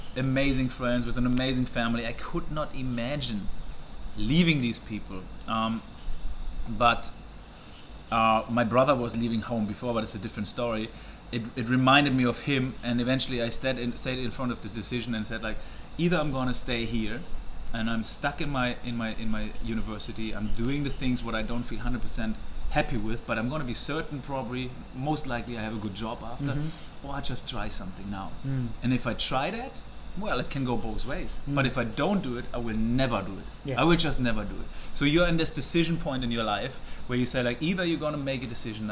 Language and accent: English; Germany; moved away as an adult; also born or lived in Black Forest; now in Thailand; I'm from Germany, so I'm 33 years old. Yes, as you said, I'm living in Thailand since what? Almost 9 years already